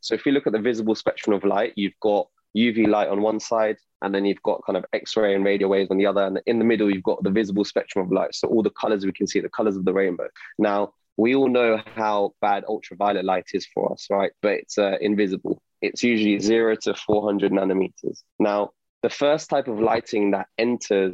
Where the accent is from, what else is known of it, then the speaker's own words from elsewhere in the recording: London, United Kingdom; I'm an optometrist from London.